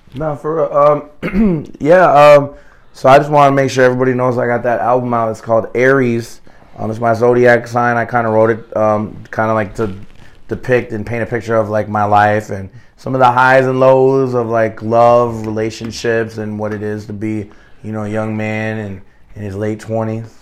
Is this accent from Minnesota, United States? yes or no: yes; Plymouth, Minnesota, United States; moved away as an adult; now in Atlanta, United States; I was raised in Minneapolis. I was raised in Plymouth